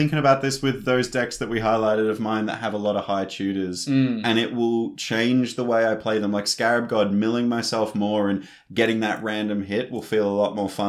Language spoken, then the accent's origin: English; Australia; We're Australian, we're a minority in the commander space.